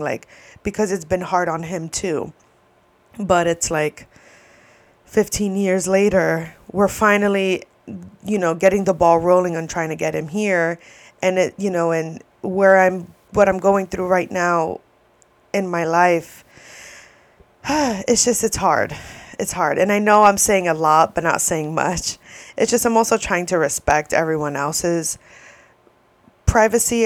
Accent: New York, United States; moved away; also born or lived in Florida; I'm from New York, and my parents met in New York

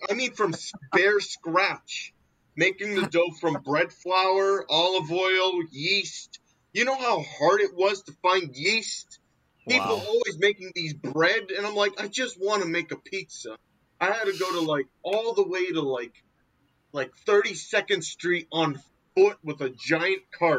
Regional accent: New York City, New York, United States; being New Yorker

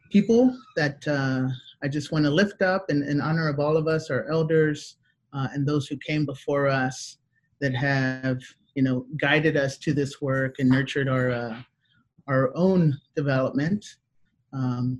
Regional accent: Houston, Texas, United States; I'm in Houston, Texas, born and raised

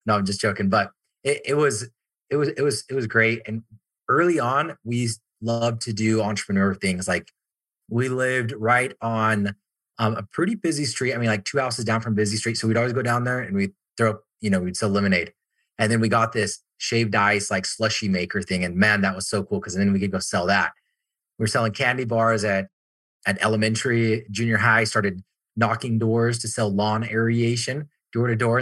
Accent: Orem, Utah, United States; I'm just up the street in Pleasant Grove, but I grew up in Orem, so even closer

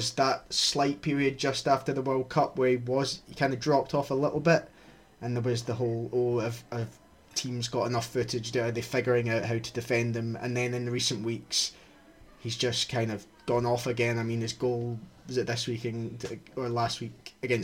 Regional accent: Scotland, United Kingdom; accent: Scottish; My Scottish accent

